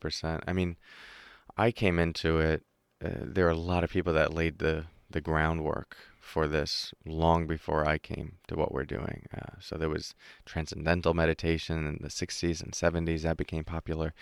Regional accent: New York, United States; I'm from New York, uh, the U S.

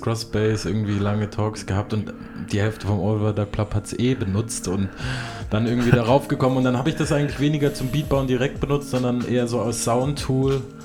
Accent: Ansbach, Bavaria, Germany; moved away; aus meiner Heimatstadt Ansbach, also beziehungsweise eine meiner Heimatstädte

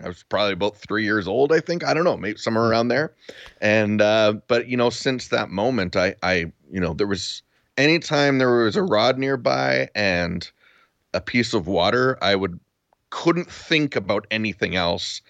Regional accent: Duncan, British Columbia, Canada; moved away as an adult; now in Spruce Grove, Canada; I grew up in Duncan, so the Cowichan River was our, our river.

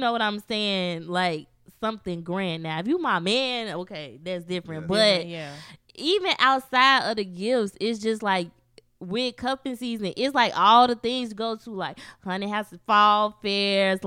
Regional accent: Chicago, Illinois, United States; I'm from Chicago

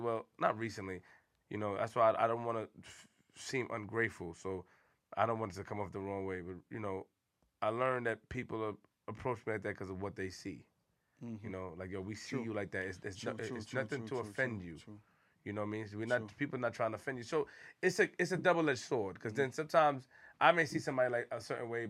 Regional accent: Queens, New York, United States; I'm from Queens.

